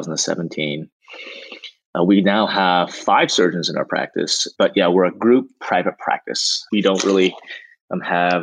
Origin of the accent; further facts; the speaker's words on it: Portland, Oregon, United States; moved away as an adult; also born or lived in Dallas, Texas; now in Los Angeles, United States; I was born and raised in Portland, Oregon